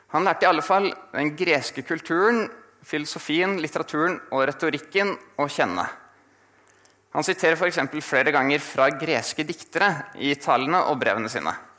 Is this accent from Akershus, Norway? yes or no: yes; Asker, Akershus, Norway; moved away as an adult; now in Bergen, Norway; kommer fra Asker utenfor Oslo